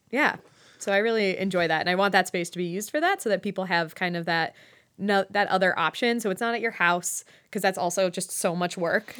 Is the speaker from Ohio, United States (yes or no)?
yes; Westlake, Ohio, United States; moved away as an adult; also born or lived in Ithaca, New York / New York City; I grew up in Westlake, um, like, Westlake, Lakewood area